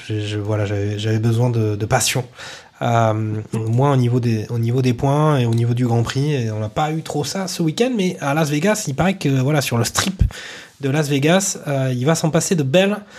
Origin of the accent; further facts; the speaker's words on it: Toulouse, Occitania, France; quand on est toulousain